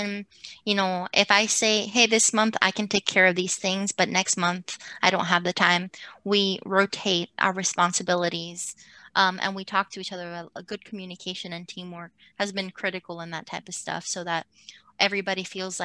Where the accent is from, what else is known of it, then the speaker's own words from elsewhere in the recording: Puerto Rico; now in United States; being born and raised in Puerto Rico, coming to the United States, I grew up in a school district that where I was one of a handful of Latinas